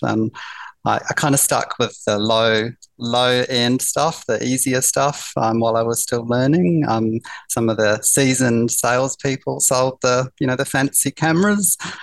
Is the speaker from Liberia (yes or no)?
no; New Zealand; now in Melbourne, Australia; I grew up in New Zealand and uh, I uh, moved to Melbourne in the year 2000. So uh, all my um, early years were in New Zealand